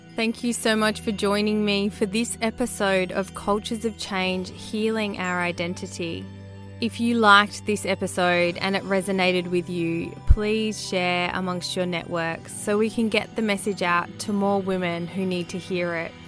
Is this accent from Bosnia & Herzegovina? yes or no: no; Australia; accent: Australian; as a young Māori girl growing up in Australia, sounding Australian